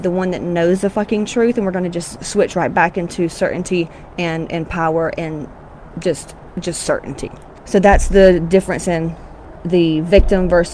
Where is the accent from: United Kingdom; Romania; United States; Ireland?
United States; Georgia; I'm from Georgia, Southern Baptist, fire and brimstone.